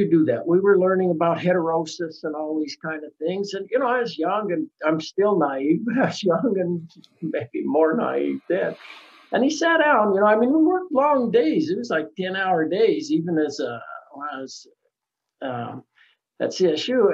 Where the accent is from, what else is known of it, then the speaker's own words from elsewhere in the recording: Salida, Colorado, United States; moved away as an adult; also born or lived in Utah; I grew up in central Colorado, a little town called Salida